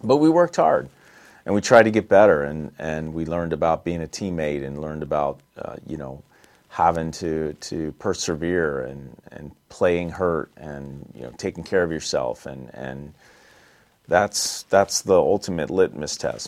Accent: East Coast, United States; moved away; also born or lived in Los Angeles; I grew up on the East Coast

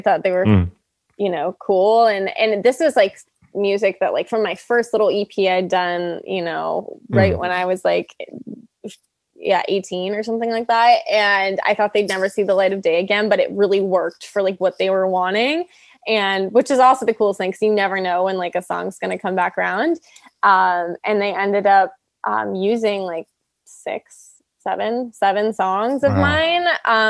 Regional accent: Canada; now in Los Angeles, United States; Yeah, they do. They do. And I'm Canadian. So that definitely like helped.

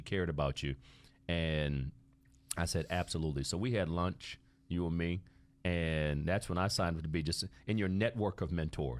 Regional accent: Ohio, United States; moved away; O-H-I-O. You know, that's my home state, too, just for the record.

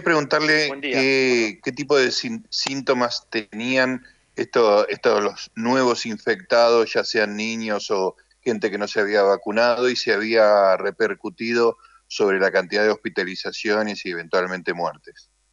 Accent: Argentina; moved away as an adult; nací en Argentina, mm. nací en la UBA, jugué al rugby en Hebraica

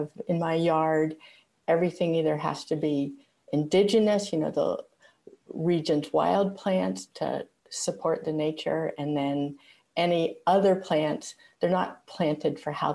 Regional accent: outside of Pittsburgh, Pennsylvania, United States; now in Portland, Maine, United States; I was born outside of Pittsburgh, Pennsylvania, about 15 miles outside of the city. I grew up in an old farm

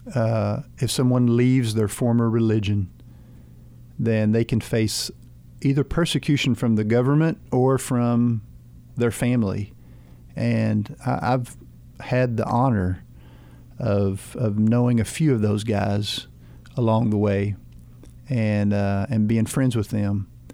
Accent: United States; As an American

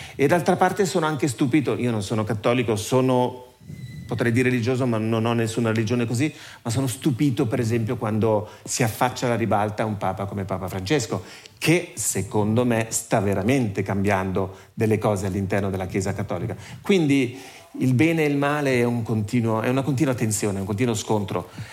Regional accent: Ticino, Switzerland; sono nato e cresciuto in Ticino, mi sento molto legato al Ticino

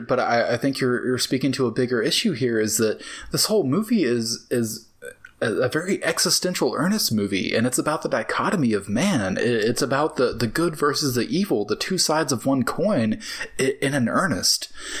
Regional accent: the South, United States; accent: Southern; because I am from the South and I feel like I should be able to do, like, a Southern accent like that well, but I think I fought my whole life to not have a Southern accent

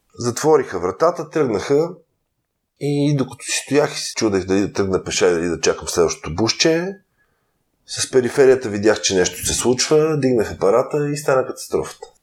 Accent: Bulgaria; съм българин

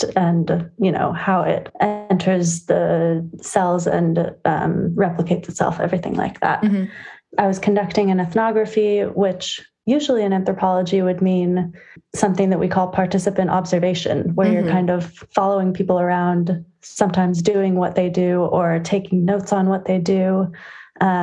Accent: San Francisco, California, United States; I am from San Francisco, California

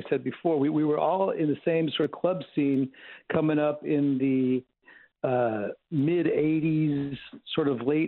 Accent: Bay Area, outside of Oakland, California, United States; now in Los Angeles, United States; Yeah, originally I'm from the Bay Area. I'm from outside of Oakland, California.

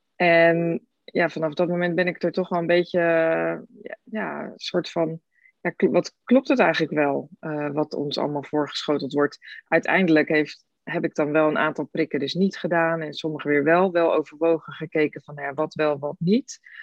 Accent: Rotterdam, South Holland, Netherlands; ik kom uit Rotterdam

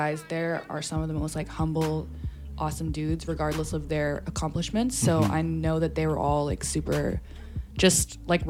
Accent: Calgary, Alberta, Canada; born or raised there; also born or lived in England / Hong Kong

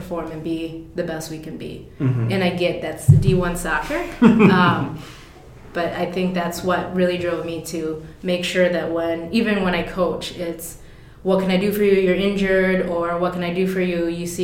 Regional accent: Forest Lake, Minnesota, United States; I grew up in Forest Lake, so I grew up in the suburbs.

